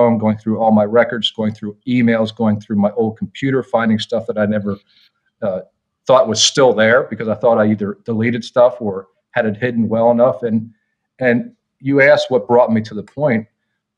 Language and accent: English; Lancaster County, Pennsylvania, United States; moved away as an adult; now in near DC/Baltimore, United States; we grew up in rural, conservative Lancaster County, Pennsylvania